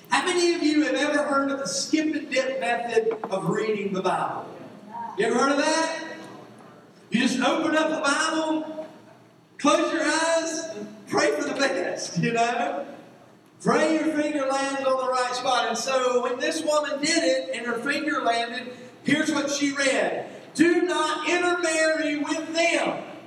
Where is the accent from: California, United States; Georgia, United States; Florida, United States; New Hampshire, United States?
Georgia, United States; moved away; I grew up in Georgia